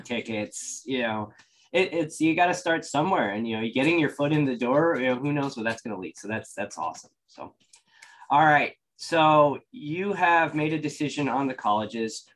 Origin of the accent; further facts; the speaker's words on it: hometown with a Purdue regional campus, Indiana, United States; i went to a, a purdue regional campus that happened to be in my hometown